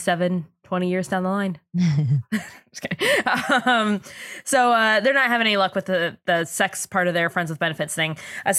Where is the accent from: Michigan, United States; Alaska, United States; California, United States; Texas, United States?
California, United States; Oceanside; I'm from Oceanside.